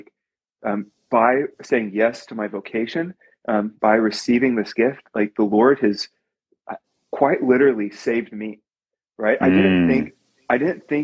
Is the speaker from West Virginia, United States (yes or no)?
no; Coppell, Texas, United States; I was born and raised in Coppell, Texas.